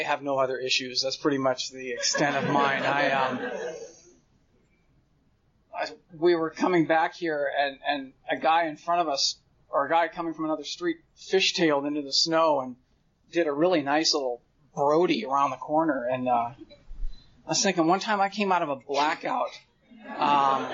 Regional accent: Orange County, California, United States; I grew up in Orange County

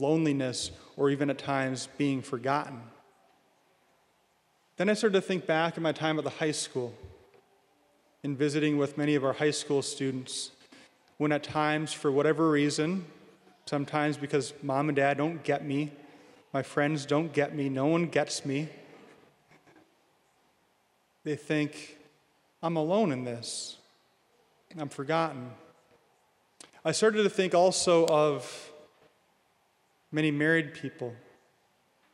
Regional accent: Williston, North Dakota, United States; now in Bismarck, United States; I'm from Williston

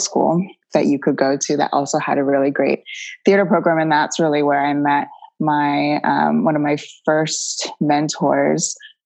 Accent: St. Petersburg, Florida, United States; I grew up in St. Petersburg, Florida

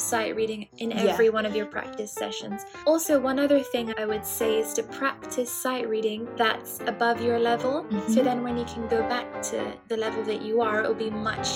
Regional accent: Cyprus; moved away as an adult; now in London, United Kingdom; I was born in Cyprus, but my dad is from Lebanon

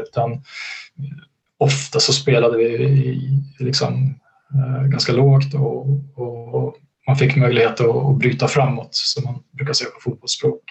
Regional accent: Gävle, Gävleborg County, Sweden; kunna bo kvar i, i min hemstad Gävle

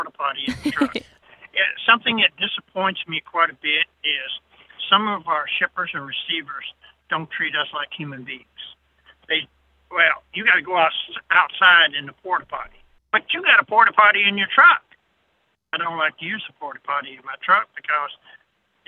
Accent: Arkansas, United States; I'm from Arkansas as well

